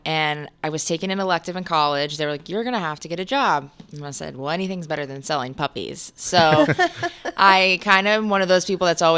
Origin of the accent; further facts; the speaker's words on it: Tampa, Florida, United States; born and raised in Tampa. Born in South Tampa